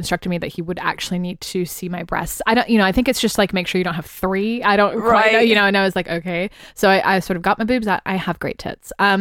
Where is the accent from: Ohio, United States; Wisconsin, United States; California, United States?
California, United States; San Francisco; moved away as an adult; now in London, United Kingdom; I was 18 from the Bay Area of San Francisco